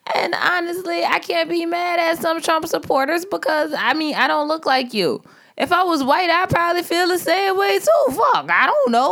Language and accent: English; New Orleans, Louisiana, United States; I am from Algiers